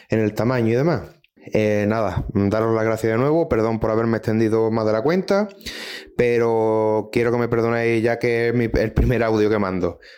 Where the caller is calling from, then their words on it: Chiclana de la Frontera, Andalusia, Spain; de Chiclana.